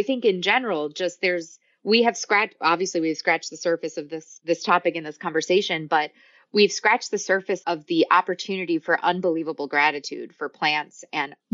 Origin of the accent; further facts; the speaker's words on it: New York, United States; I grew up in New York